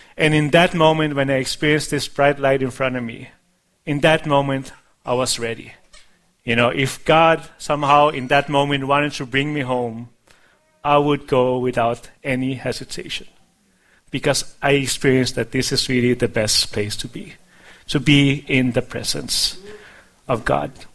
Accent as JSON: {"language": "English", "country": "Denmark", "tie": "born or raised there", "moved": "yes", "said": "when I was a child, uh, growing up in Denmark"}